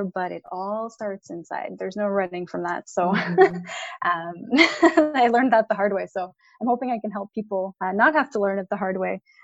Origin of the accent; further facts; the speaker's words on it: Montreal, Quebec, Canada; I'm born and raised in Montreal, Canada